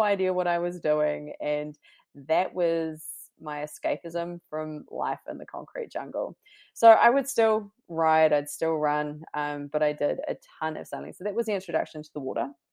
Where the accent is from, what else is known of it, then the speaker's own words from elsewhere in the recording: New Zealand; moved away as an adult; also born or lived in London; being the Kiwi sleuth that I was